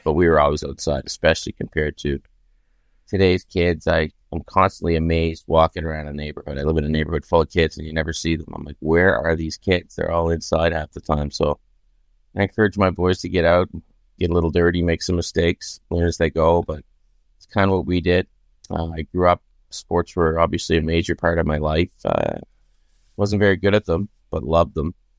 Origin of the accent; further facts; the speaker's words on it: Pictou, Nova Scotia, Canada; now in Toronto, Canada; I grew up in Pic Nova Scotia, small town